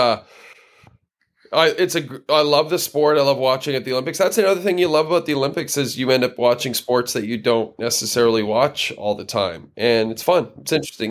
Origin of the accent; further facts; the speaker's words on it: near Edmonton, Alberta, Canada; I grew up near Edmonton